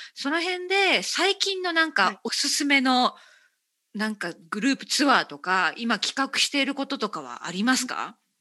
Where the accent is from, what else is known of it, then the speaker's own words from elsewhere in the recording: Okayama, Japan; moved away; 岡山県 出身